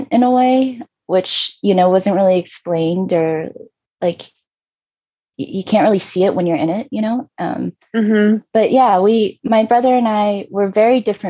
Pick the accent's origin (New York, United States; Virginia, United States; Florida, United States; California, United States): Virginia, United States; outside of Richmond; moved away; also born or lived in South Korea; I grew up in Virginia, outside of Richmond on the East Coast